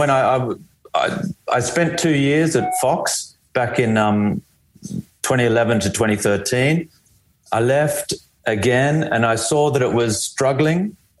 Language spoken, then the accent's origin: English; Canberra, Australian Capital Territory, Australia; moved away as an adult; also born or lived in Melbourne / Europe; I grew up in Canberra.